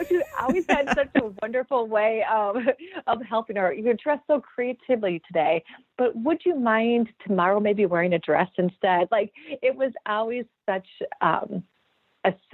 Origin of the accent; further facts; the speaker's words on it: Wisconsin, United States; also born or lived in Minneapolis; I'm from Wisconsin, so that's why I came back to Wisconsin